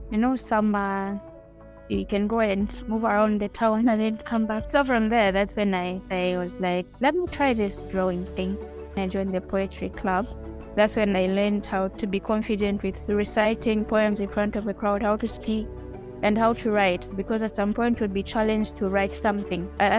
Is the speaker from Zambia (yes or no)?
yes; Zambia; moved away; I had some pieces of fitenges that I came with from Zambia.